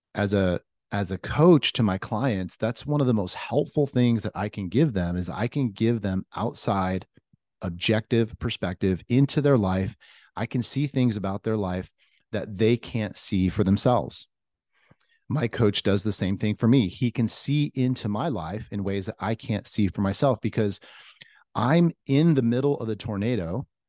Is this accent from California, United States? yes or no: yes; Orange County, California, United States; moved away as an adult; now in Nashville, United States; I am from Orange County. I'm like a surfer kid from Orange County.